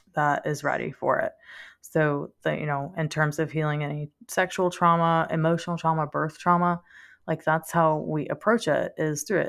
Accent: Louisiana, United States; also born or lived in Denver; we lived in Louisiana, and French is, you know, our native language, so I'm Cajun French

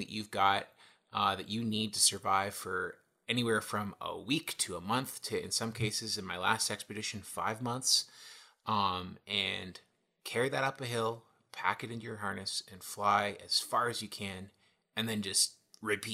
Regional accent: Toronto, Ontario, Canada; I was born and raised in Toronto, Ontario

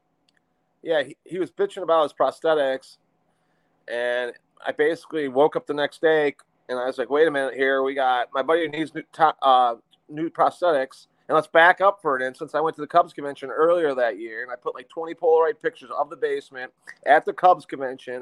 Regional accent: McHenry, Illinois, United States; I grew up in McHenry, Illinois

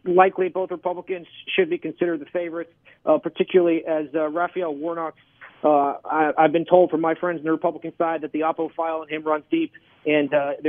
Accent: Massachusetts, United States; my home state of Massachusetts

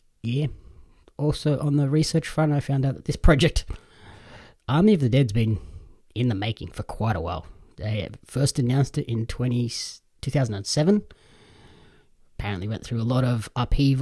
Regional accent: Australia; As an Australian wrestling fan

